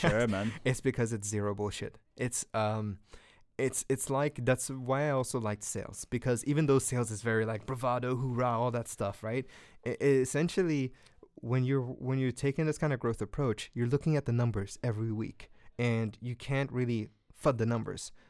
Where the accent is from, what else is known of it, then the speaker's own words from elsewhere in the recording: Guinea; English is a second language; but in Guinea, where I'm from, and Guinea is like the fourth poorest country in Africa.